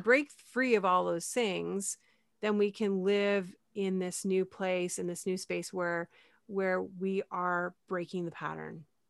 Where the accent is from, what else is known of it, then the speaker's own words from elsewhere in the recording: Canada; I'm Canadian